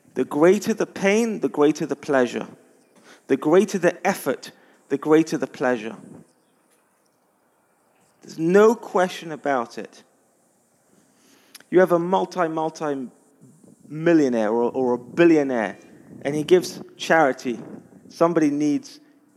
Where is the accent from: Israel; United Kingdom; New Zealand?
United Kingdom; London; I'm from London